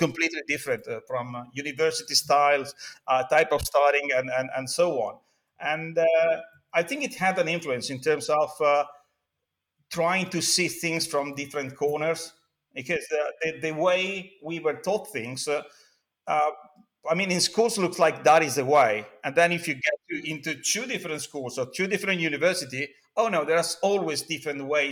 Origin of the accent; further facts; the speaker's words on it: Faenza, Emilia-Romagna, Italy; Located Italy, Faenza, my small town. Actually, I traveled a lot. Then I moved back to my hometown.